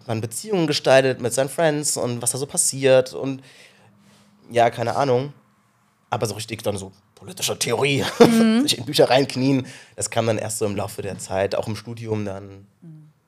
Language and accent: German; Rhineland-Palatinate, Germany; ich bin aus, auf einem kleinen Kaff in Rheinland-Pfalz groß geworden